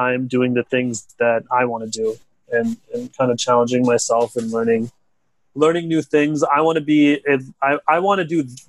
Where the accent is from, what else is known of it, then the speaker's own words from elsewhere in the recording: California, United States; I'm from California